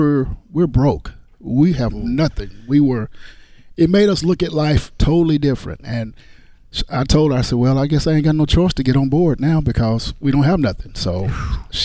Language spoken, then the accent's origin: English; Shreveport, Louisiana, United States; Shreveport, Louisiana.